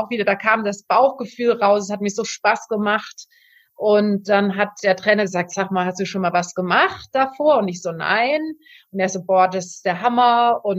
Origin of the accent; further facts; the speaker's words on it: Ulm, Baden-Württemberg, Germany; Und dann ähm, habe ich das noch in meiner Heimatstadt Ulm gemacht für erstmal ähm, ein Jahr in einem, in einem Verein